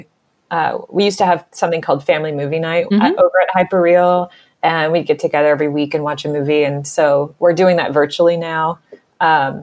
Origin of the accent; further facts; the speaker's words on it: Florida, United States; I grew up in Florida